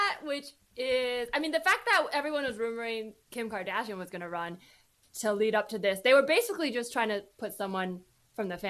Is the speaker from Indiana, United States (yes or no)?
no; California, United States; moved away as an adult; now in New York, United States; growing up in California and only living in New York